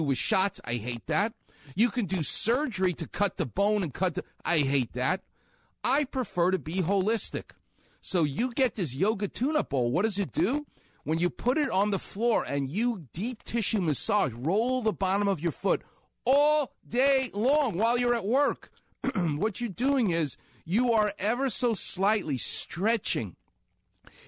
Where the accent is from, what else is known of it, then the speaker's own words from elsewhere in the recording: New York, United States; now in Los Angeles, United States; I'm from New York, so it sounds like yogurt